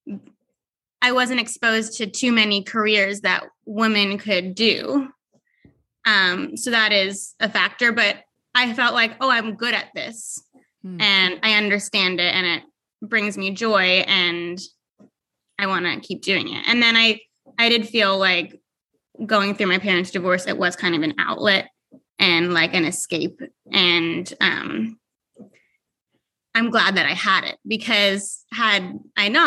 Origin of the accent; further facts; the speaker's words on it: Long Island, New York, United States; moved away as an adult; also born or lived in Miami, United States; now in Nashville, United States; I grew up on Long Island